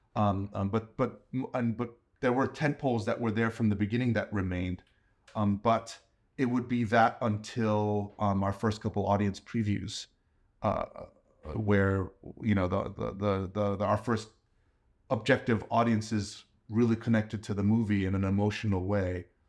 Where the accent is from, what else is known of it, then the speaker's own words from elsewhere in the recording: New York City, New York, United States; I grew up in New York, too